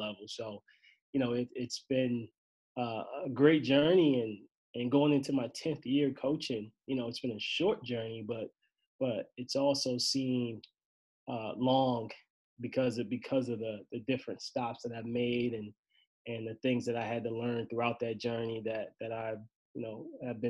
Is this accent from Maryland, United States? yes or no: yes; Maryland, United States; moved away as an adult; also born or lived in Baltimore, Maryland / Vermont; now in Binghamton, United States; I left my hometown, Maryland